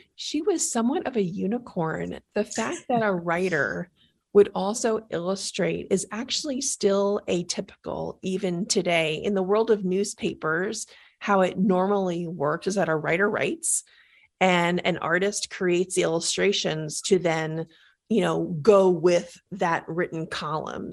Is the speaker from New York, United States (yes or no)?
yes; New York, United States; I'm from New York, and I grew up in the Bronx